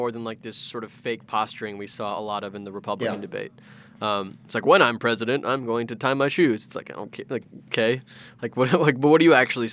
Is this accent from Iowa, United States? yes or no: yes; Iowa, United States; my home state of Iowa